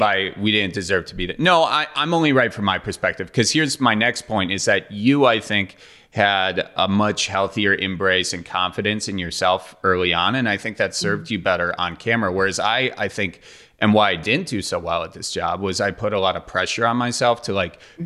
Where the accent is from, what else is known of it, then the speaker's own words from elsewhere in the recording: Milwaukee, Wisconsin, United States; moved away; that's what we call drinking fountains in Milwaukee is a bubbler.